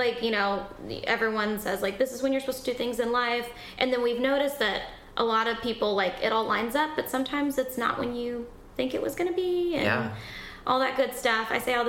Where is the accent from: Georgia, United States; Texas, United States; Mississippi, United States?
Georgia, United States; Tennessee, North Georgia near Chattanooga, United States; moved away; he hears my accent. And he goes, where are you from? And I was like, oh, like North Georgia near Chattanooga, Tennessee.